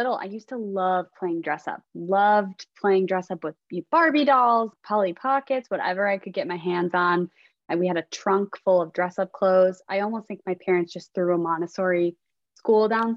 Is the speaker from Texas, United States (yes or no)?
no; Chicago, Illinois, United States; now in Austin, United States; I'm originally from Chicago